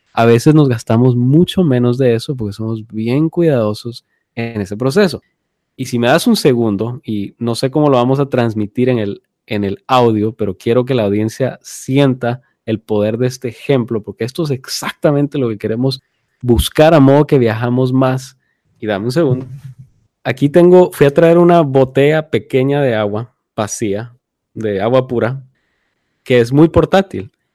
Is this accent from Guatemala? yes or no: yes; Guatemala; now in United States; nosotros crecimos, nacimos y estuvimos en Guatemala